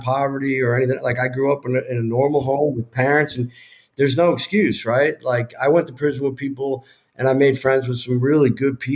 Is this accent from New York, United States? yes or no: yes; New York, United States; I'm from New York